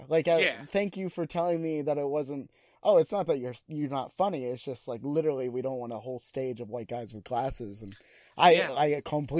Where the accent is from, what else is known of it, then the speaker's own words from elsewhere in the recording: Phoenix, Arizona, United States; because we're both from Phoenix.